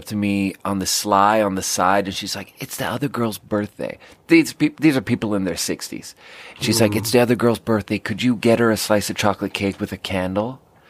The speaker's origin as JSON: {"language": "English", "region": "southern Sweden", "country": "Sweden", "said": "but in Sweden, I'm from the South."}